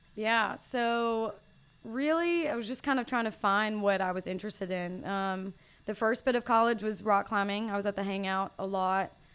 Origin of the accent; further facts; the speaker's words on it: Brandon, Mississippi, United States; I grew up in Brandon, Mississippi